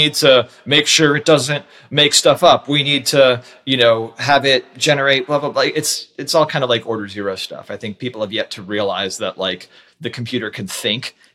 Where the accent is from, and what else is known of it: United States